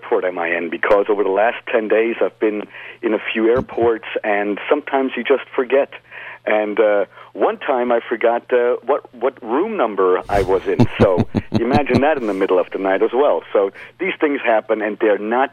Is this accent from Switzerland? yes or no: yes; Lucerne, Switzerland; moved away as an adult; now in United States; I was born in Luzern, exactly, in the Swiss part or the German part of Switzerland.